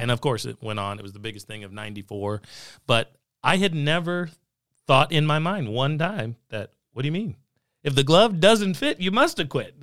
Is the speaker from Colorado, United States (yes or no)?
no; Southern California, United States; I grew up in California. in several of the years of the nineteen nineties. And, uh, was in Southern California